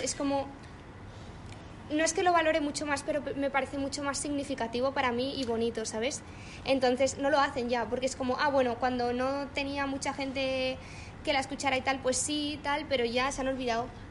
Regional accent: Mallorca, Balearic Islands, Spain; moved away as an adult; now in Madrid, Spain; yo soy de Mallorca, vivía en Mallorca, ahora vivo en Madrid

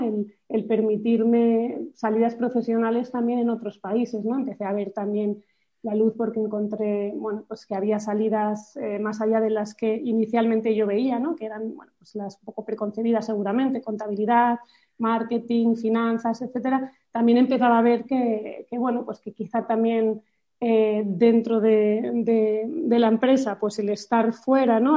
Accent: Madrid, Community of Madrid, Spain; also born or lived in France; Soy de Madrid

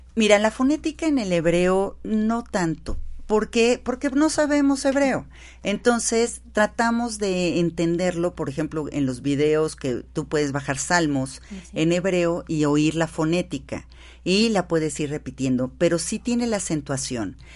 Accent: Mexico; Nosotros decidimos ser mexicanas. Y como mexicanas

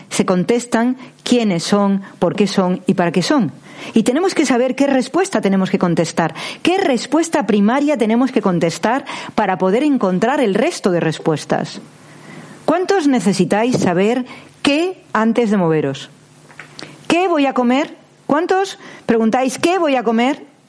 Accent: Cantabrian coast, Spain; yo soy del Cantábrico

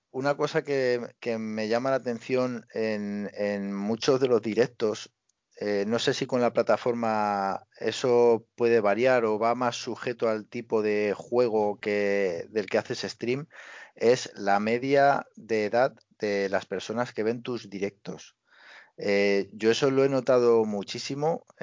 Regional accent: Barcelona, Catalonia, Spain; tengo 26 años, o tengo 27 años, eh, soy de Barcelona, eh, sí, hablo catalán

